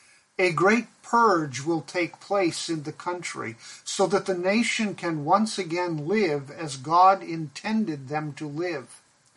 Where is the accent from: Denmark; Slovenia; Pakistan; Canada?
Pakistan; was a child, growing up in Pakistan, where my parents served as missionaries